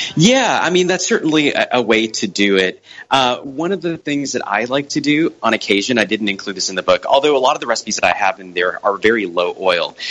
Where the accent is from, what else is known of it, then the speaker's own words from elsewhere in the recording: Brownsville, Texas, United States; I grew up on the South Texas Mexican border uh, in a town called Brownsville